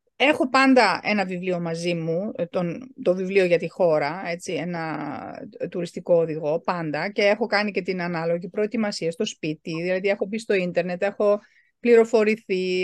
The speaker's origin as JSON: {"language": "Greek", "country": "Germany", "tie": "born or raised there", "said": "γεννήθηκα και μεγάλωσα στη Γερμανία"}